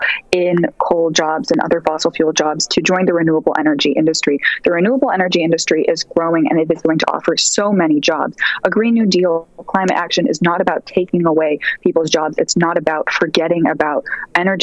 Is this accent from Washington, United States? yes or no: yes; Seattle, Washington, United States; moved away as an adult; now in New York, United States; I'm studying in college in New York, but I'm from Seattle. I've lived in Seattle since I was 2 years old